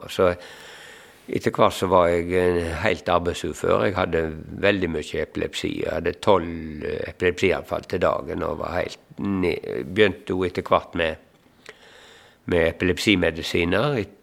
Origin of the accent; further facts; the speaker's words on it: Eikemo, Norway; moved away; jeg er hjemme på Eikemo